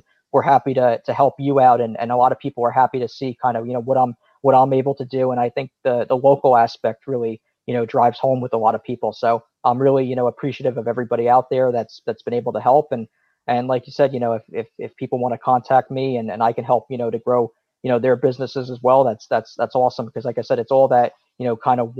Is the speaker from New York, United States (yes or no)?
no; Point Pleasant, New Jersey, United States; I grew up in Point Borough